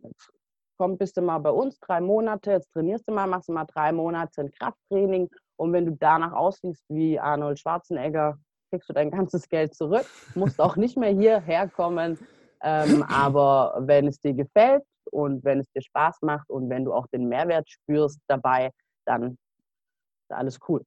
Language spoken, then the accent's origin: German; Stuttgart area, Baden-Württemberg, Germany; bin ich eben auf die Sportschule gegangen bei uns im Stuttgarter Raum in Kornwestheim